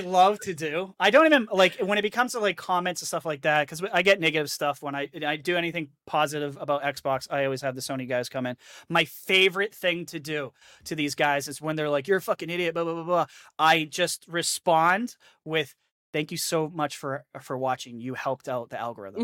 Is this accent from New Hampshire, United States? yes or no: yes; New Hampshire, United States; also born or lived in the South (US); now in the South, United States; I'm from New Hampshire, so I used to do a lot of ice fishing too